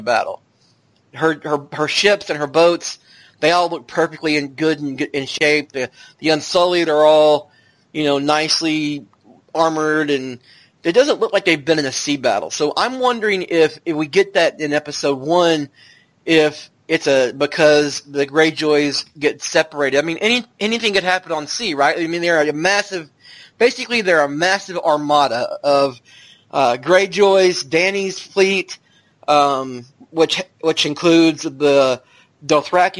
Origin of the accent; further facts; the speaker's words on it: the South, United States; I'm from the South